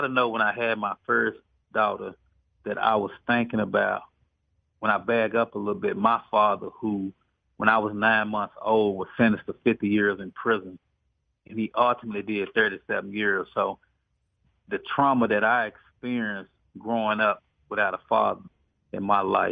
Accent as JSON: {"language": "English", "town": "Dallas", "region": "Texas", "country": "United States", "said": "I'm from East Dallas, Southeast Dallas"}